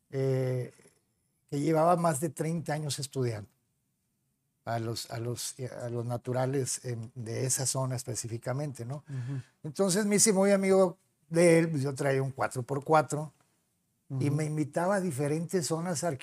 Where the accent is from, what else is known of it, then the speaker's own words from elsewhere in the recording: Monterrey, Nuevo León, Mexico; Aunque yo no soy de la Roma, ¿verdad? yo soy de la cerquita, de cerquita